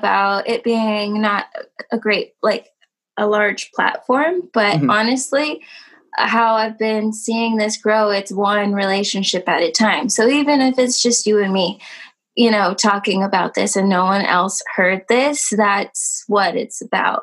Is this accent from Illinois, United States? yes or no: no; Dallas, Texas, United States; moved away as an adult; also born or lived in Mexico; now in New Jersey, United States; I was born in Dallas, raised in like the suburbs area.